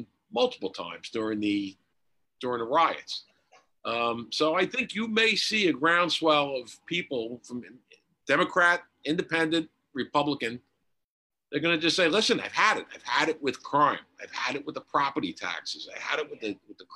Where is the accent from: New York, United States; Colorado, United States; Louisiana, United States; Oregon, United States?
New York, United States; New York City; growing up in Queens